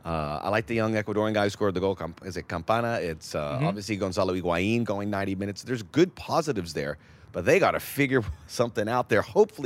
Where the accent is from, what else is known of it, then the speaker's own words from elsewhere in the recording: Miami, Florida, United States; That's my hometown.